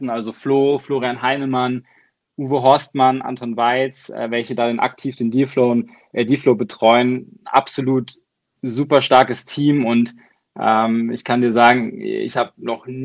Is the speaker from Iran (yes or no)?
no; Baden-Württemberg, Germany; Äh, ich komme aus Deutschland, wie man unschwer äh, erkennen kann, aus so einem kleinen Dorf im Süden bei Baden-Baden.